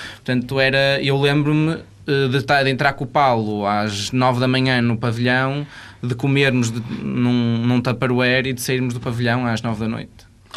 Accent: Portugal; como português

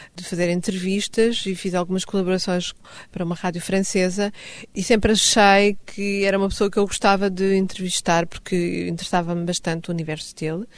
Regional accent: Stockholm, Stockholm County, Sweden; first language Swedish; Portuguese is a second language; now in Lisbon, Portugal; Nasci em Estocolmo

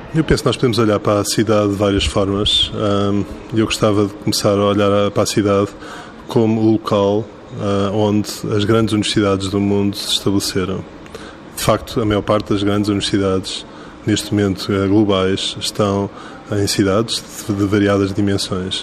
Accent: Lisbon, Portugal; como lisboeta

